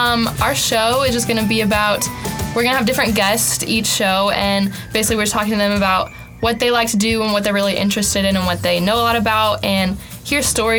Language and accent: English; Cartersville, Georgia, United States; my church back at home where I live, I'm from Cartersville, Georgia.